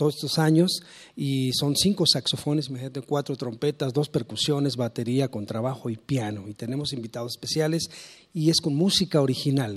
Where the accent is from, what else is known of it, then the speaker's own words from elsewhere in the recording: Mexico City, Mexico; Yo nací acá en la Ciudad de México, yo nací nací en Regina, me, bautizaron en la catedral